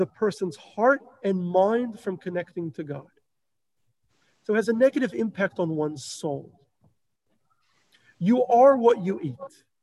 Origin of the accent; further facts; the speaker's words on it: Melbourne, Victoria, Australia; where I grew up in Melbourne